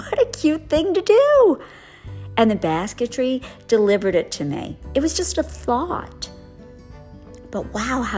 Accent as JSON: {"language": "English", "town": "New Orleans", "region": "Louisiana", "country": "United States", "said": "I'm from New Orleans. I live in the suburbs of New Orleans."}